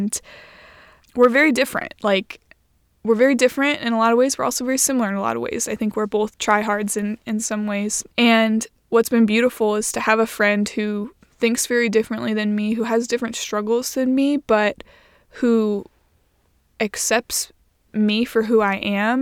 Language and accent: English; Indiana, United States; we're both from Indiana and we both went to Indiana University